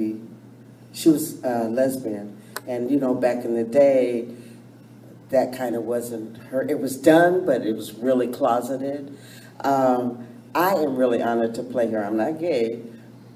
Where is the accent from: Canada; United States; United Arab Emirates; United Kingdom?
United States; New York City, New York; also born or lived in San Diego, California; now in Seattle, United States; I was born in the Bronx, New York. My mother's side of the family lived there.